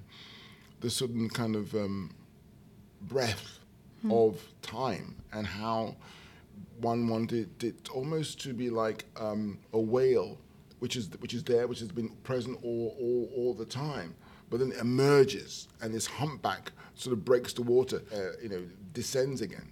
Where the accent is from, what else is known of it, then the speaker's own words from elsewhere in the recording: United Kingdom; being a British person, you know, grew up with radio